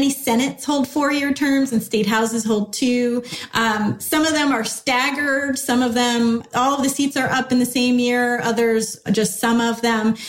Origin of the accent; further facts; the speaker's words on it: California, United States; I grew up in California, and I don't really even remember learning about my state legislature in school